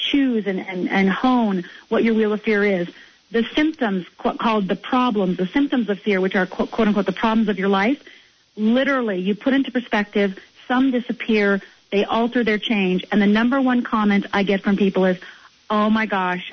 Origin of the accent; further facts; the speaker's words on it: Midwest, United States; also born or lived in Minnesota / Michigan; I'm from the Midwest. You know, the Midwest, you know, I'm from Minnesota and Michigan